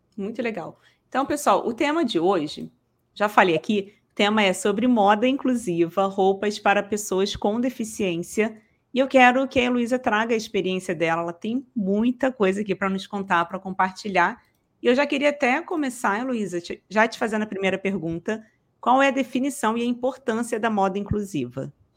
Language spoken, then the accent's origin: Portuguese; Rio de Janeiro, Brazil; eu sou daqui do Rio de Janeiro, tá? sou carioca.